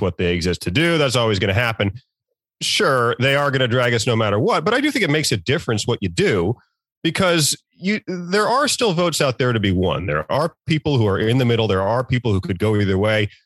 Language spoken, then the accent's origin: English; Norfolk, Virginia, United States; moved away; I'm from Virginia, I'm from the Norfolk area